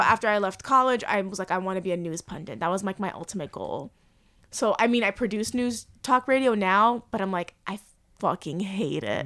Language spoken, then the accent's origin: English; Cliffside Park, New Jersey, United States; moved away; there was a lot of Cubans in my town growing up